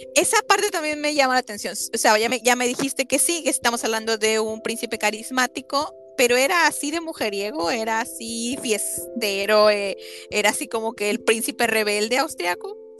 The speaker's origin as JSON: {"language": "Spanish", "country": "Mexico", "said": "yo soy de México"}